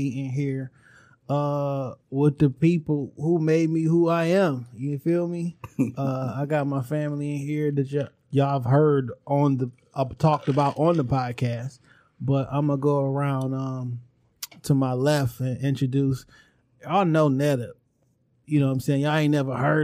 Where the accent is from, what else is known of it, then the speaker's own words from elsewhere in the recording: Detroit, Michigan, United States; we grew up on Linwood and Carter. That's like where the home base is, grandma house